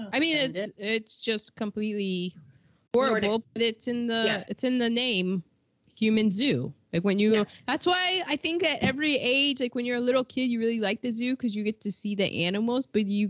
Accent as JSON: {"language": "English", "country": "United States", "said": "I'm American"}